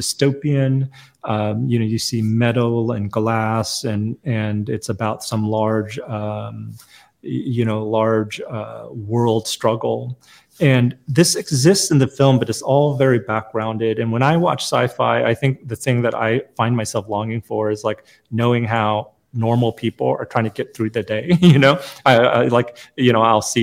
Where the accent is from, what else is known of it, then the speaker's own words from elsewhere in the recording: United States; also born or lived in South Korea; I was born in Korea, but I came to America very young. I was a toddler.